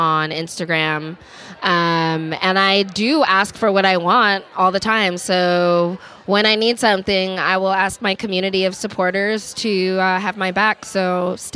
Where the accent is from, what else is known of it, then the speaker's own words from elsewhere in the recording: New York, United States; now in Los Angeles, United States; growing up in New York